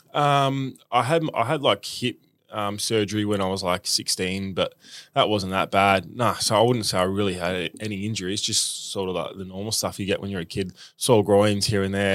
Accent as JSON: {"language": "English", "town": "Melbourne", "region": "Victoria", "country": "Australia", "tie": "born or raised there", "said": "Um, I grew up in eastern suburbs, southeast, um, in Roeville"}